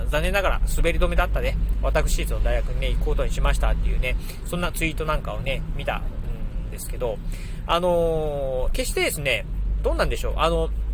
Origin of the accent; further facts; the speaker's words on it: Kochi, Japan; 出身の高知